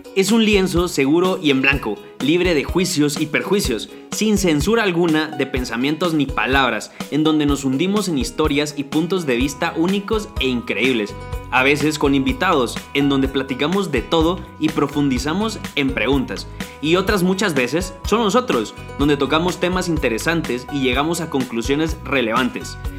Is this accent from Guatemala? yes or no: yes; Guatemala